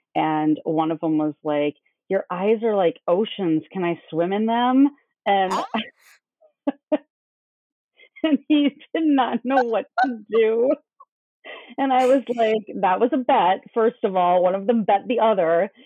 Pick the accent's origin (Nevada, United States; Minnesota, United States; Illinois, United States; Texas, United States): Minnesota, United States; I came from Minnesota